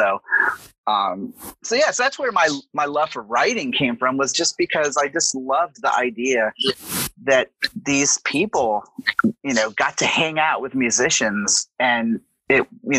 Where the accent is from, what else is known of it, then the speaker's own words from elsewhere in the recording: Southern US, United States; And then, you know, I'm from the South. So, you know, why not?